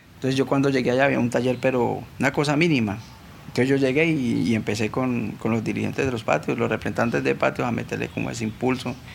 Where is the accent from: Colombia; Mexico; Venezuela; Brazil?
Colombia; Cali, Valle del Cauca; nací aquí en Cali Valle, soy del barrio Siloé.